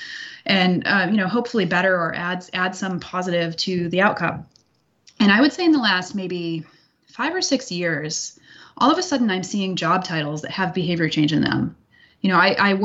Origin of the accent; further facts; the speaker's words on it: United States; I'm born and raised in the United States.